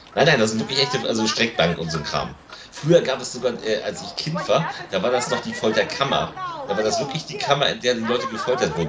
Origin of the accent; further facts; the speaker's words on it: Lübeck, Schleswig-Holstein, Germany; meine Heimatstadt. Das ist Lübeck